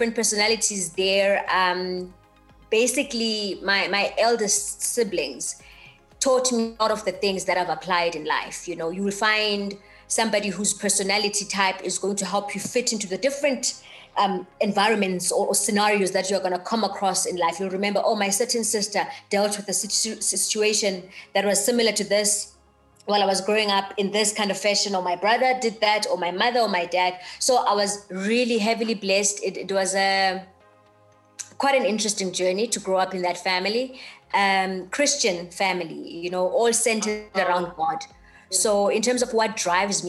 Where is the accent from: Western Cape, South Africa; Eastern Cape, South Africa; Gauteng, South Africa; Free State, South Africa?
Eastern Cape, South Africa; East London; originally born and bred in the Eastern Cape, East London, in a township called Mdanzane